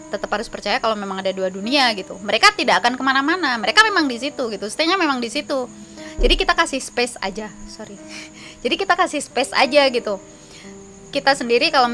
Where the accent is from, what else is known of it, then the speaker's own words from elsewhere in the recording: East Java, Indonesia; apalagi gue tinggal gue dari Jawa Timur